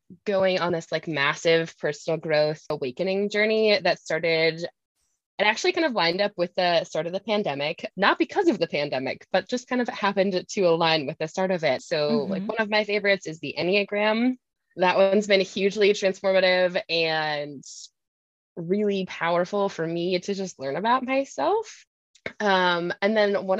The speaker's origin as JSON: {"language": "English", "region": "Wisconsin", "country": "United States", "tie": "born or raised there", "moved": "yes", "lives_now": "Minnesota, United States", "said": "I grew up in Wisconsin, but live in Minnesota"}